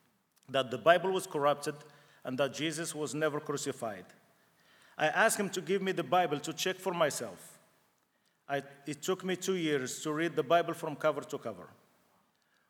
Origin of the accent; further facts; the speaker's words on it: Morocco; English is a second language; moved away; I was born in Morocco to a Muslim family. I grew up in the neighborhood of one of the oldest mosques in the country.